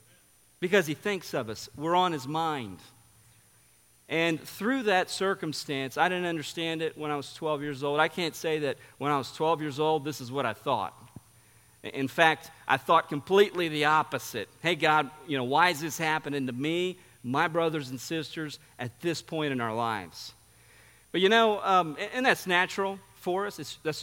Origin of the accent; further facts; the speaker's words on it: São Paulo, Brazil; I grew up in Sao Paulo, Brazil. I mean, it was a great privilege and honor to grow up in a missionary family.